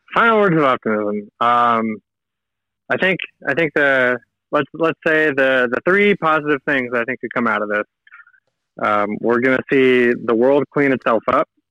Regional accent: United States; moved away as an adult; also born or lived in Seattle, Washington; now in Chile; my family back in the states

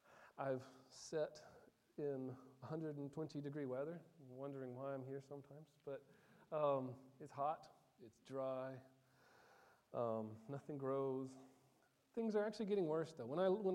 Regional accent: Côte d’Ivoire; One of my most vivid memories growing up, because I grew up in Ivory Coast, is the country to the south of Burkina.

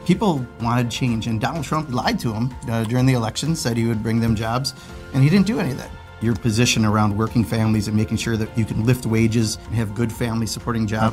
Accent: Kenosha, Wisconsin, United States; moved away; I grew up in Kenosha, Wisconsin

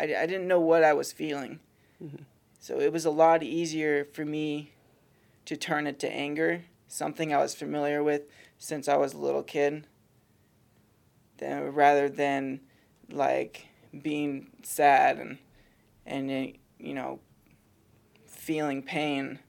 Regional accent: Soldotna, Alaska, United States; I was born and raised in Soldotna, Alaska.

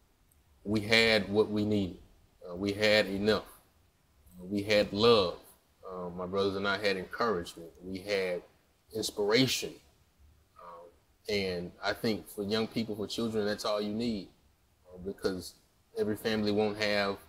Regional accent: Jackson, Mississippi, United States; I'm from Jackson, Mississippi, a wonderful town, capital city

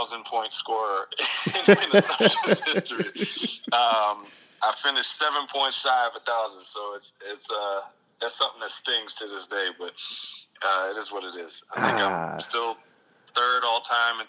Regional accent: Hackensack, New Jersey, United States; born and raised in Hackensack, New Jersey

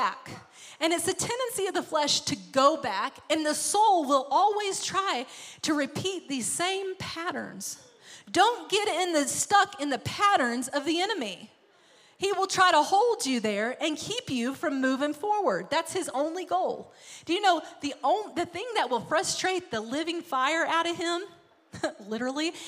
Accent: Arkansas, United States; moved away; I'm from Arkansas

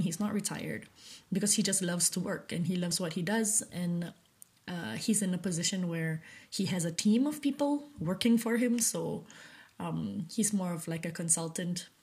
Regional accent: Malaysia; I'm currently a Malaysian woman in her late 20s.

